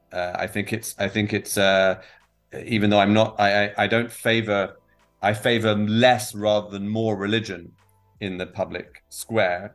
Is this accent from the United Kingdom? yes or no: yes; England, United Kingdom; moved away as an adult; now in Israel; I'm uh, originally from the from the UK, from England, as people can probably tell from my accent. Uh, I've been here for about 16 years.